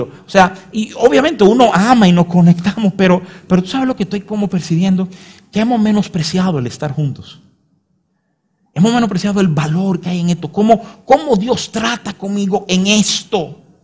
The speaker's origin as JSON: {"language": "Spanish", "country": "Dominican Republic", "said": "uno lo lee como dominicano"}